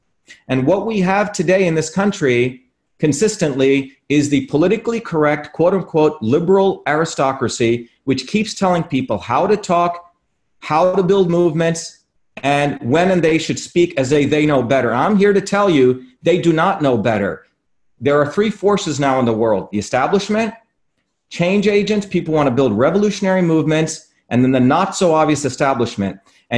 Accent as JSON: {"language": "English", "region": "New Jersey", "country": "United States", "tie": "born or raised there", "said": "my service back to working class folks who I grew up in New Jersey."}